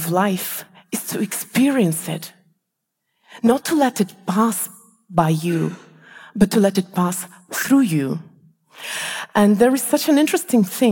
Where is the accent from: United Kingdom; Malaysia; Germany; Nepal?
Malaysia; moved away; also born or lived in Estonia; I come from Malaysia, we don't have seasons there. And I remember when I lived in Estonia